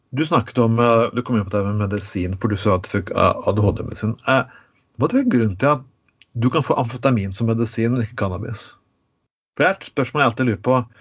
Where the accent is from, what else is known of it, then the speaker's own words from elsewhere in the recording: Skien, Telemark, Norway; Så jeg vokste opp i et uh, litt bedre område av min hjemby Skien